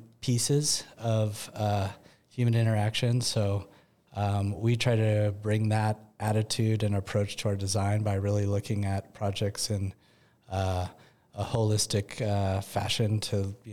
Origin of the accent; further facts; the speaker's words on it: the Northwest, Pacific Northwest, United States; We grew up in the Northwest around water.